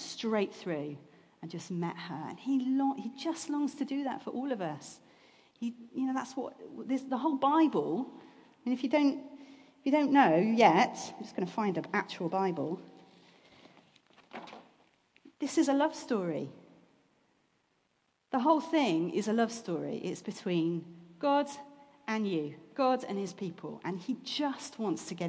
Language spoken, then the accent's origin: English; England, United Kingdom; we're English